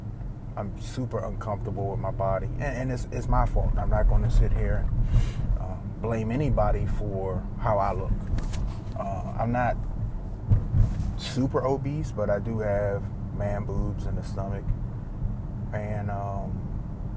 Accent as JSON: {"language": "English", "region": "East Coast", "country": "United States", "tie": "born or raised there", "said": "I grew up on the East Coast."}